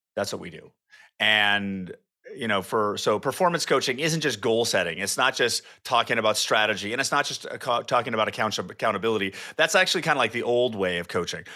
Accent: California, United States; moved away as an adult; also born or lived in Rocklin, California; now in Austin, United States; lived in California my entire life

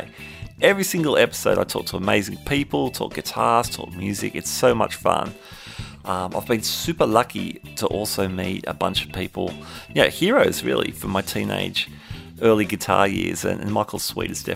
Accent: Sydney, New South Wales, Australia; you're in Sydney, my hometown

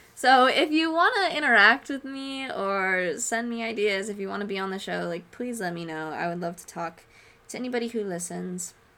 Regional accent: Oregon, United States; moved away as an adult; also born or lived in Chicago / London; now in Arizona, United States; I grew up in Oregon. I lived in Oregon all my life.

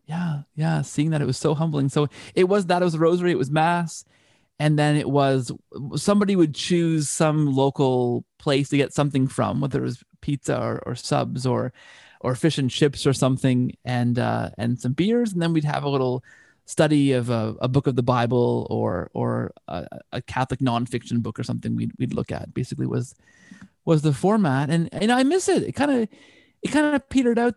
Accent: Canada; I'm Canadian

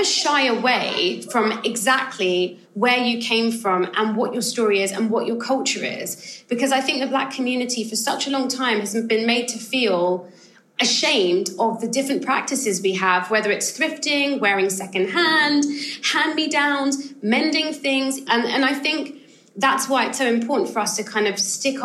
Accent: United Kingdom; I'm a British-born Ghanaian, so I have like a slightly different kind of perspective too, because I'm kind of second generation. My family moved over to the UK

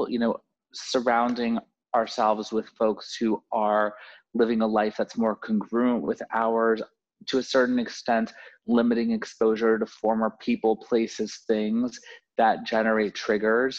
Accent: Florida, United States; moved away; I'm from Florida originally

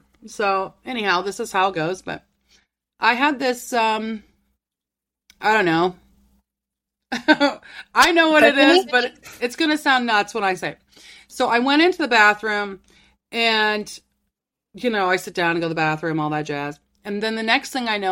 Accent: Ohio, United States; I'm from Ohio

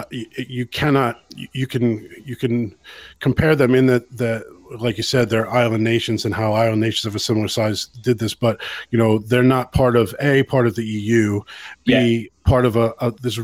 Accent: United States; moved away as an adult; now in Ireland; the American who lives in Ireland

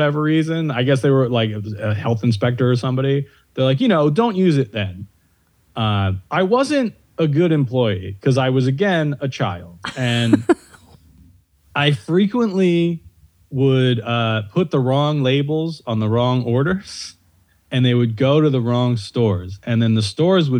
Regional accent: outside Phillipsburg, New Jersey, United States; I'm from outside Phillipsburg.

